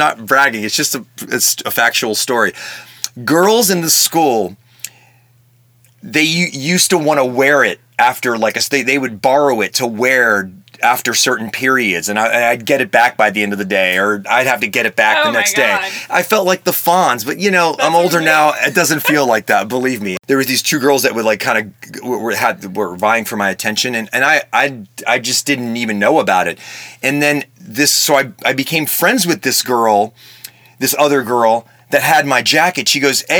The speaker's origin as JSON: {"language": "English", "region": "Maryland", "country": "United States", "tie": "born or raised there", "also_born_or_lived": "Washington, D.C.", "moved": "yes", "said": "I grew up in Maryland"}